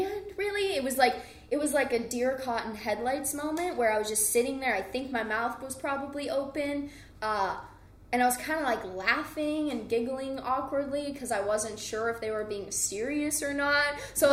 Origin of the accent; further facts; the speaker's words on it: New Mexico, United States; I grew up in New Mexico